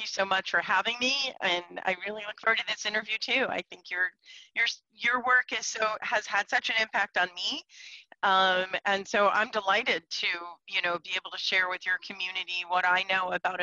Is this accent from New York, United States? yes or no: yes; Scarsdale, New York, United States; moved away as an adult; also born or lived in Portland; I come from Scarsdale, New York. I grew up in affluent neighborhood